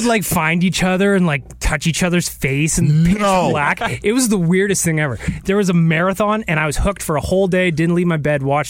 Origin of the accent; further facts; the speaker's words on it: Morinville, Alberta, Canada; Morinville, where I went to school